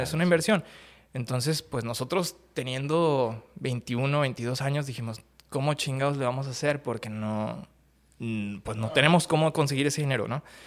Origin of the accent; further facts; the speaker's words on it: Ciudad Juárez, Chihuahua, Mexico; also born or lived in Acapulco, Guerrero / Mexico City / Monterrey; Me crié en la Ciudad de México hasta los ocho años y luego eh, mi familia se mudó a Ciudad Juárez y pues obviamente de ahí para el Real